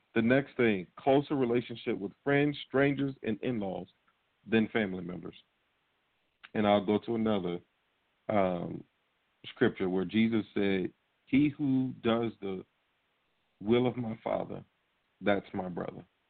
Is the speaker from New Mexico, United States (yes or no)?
no; Norfolk, Virginia, United States; the Norfolk Scope, a big arena in my hometown